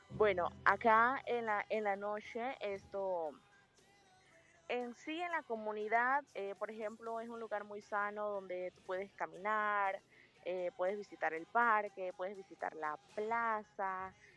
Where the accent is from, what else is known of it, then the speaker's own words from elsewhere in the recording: Panama; nosotros como panameños